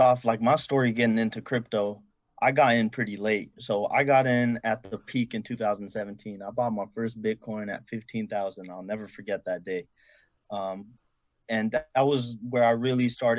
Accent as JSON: {"language": "English", "area": "San Francisco Bay Area", "region": "California", "country": "United States", "said": "I'm from the Bay Area"}